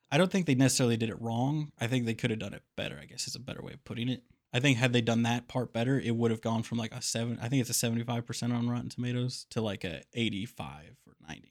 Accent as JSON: {"language": "English", "town": "Kansas City", "country": "United States", "tie": "born or raised there", "said": "Growing up in Kansas City, there's lots of really good tattoo parlors"}